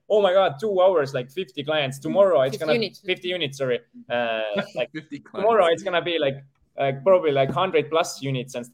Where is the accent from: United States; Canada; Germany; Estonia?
Estonia; English is a second language